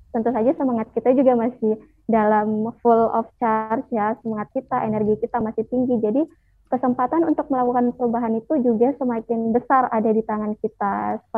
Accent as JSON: {"language": "Indonesian", "town": "Makassar", "region": "South Sulawesi", "country": "Indonesia", "said": "aku asal dari Makassar, Kak."}